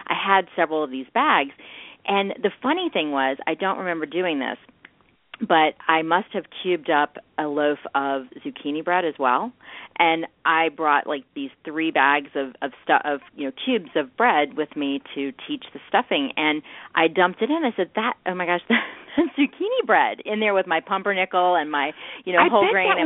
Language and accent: English; the South, United States; I'm from the South, and we put a little sugar in our cornbread.